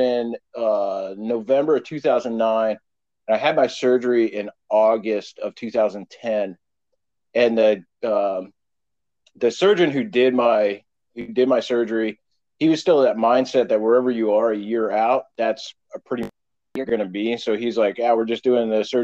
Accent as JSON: {"language": "English", "region": "Pennsylvania", "country": "United States", "tie": "born or raised there", "said": "I was born and raised in Pennsylvania"}